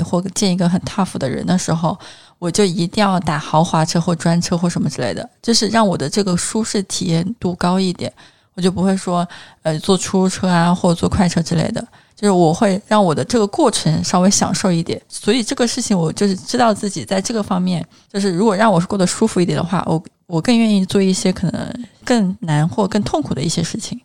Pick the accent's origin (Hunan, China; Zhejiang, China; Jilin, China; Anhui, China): Hunan, China; now in Shanghai, China; 因为我是一个湖南人，就是我吃的口味还挺重的